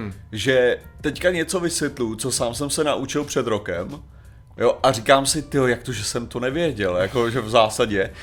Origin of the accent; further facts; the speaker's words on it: Czechia; my, jako konkrétně Češi